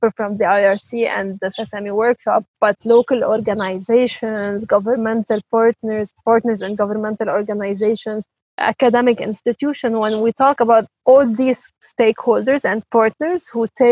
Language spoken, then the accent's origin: English; Lebanon; I'm originally from Lebanon